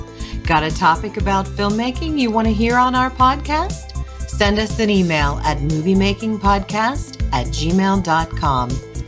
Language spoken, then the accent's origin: English; Tampa, Florida, United States; moved away; what was my hometown for most of my life